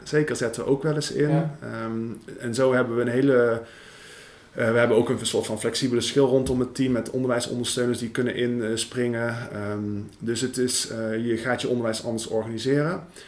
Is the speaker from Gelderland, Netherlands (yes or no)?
no; Veldhoven, North Brabant, Netherlands; accent: Brabants; moved away as an adult; also born or lived in western Netherlands / Amsterdam; ik kom uit Brabant. Ik ben geboren en getogen in Veldhoven. En op mijn twintigste ben ik naar, eh, naar het westen verhuisd.